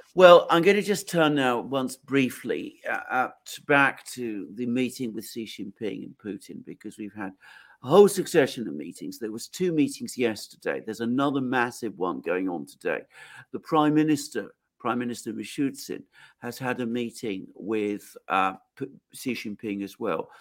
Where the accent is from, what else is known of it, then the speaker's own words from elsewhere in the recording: United Kingdom; speaking as a British person